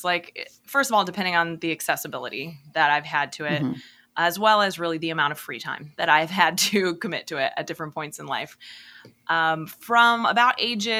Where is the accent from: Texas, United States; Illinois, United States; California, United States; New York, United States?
Illinois, United States; right outside of Peoria; I grew up like right outside of Peoria, Illinois